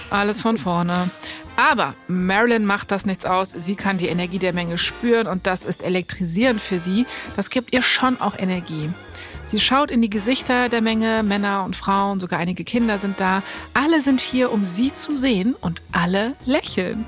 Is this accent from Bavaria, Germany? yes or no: no; Berlin, Germany; ich komme ja aus Berlin, also ähm, ich bin in dem Sinne eigentlich ein Dorfkind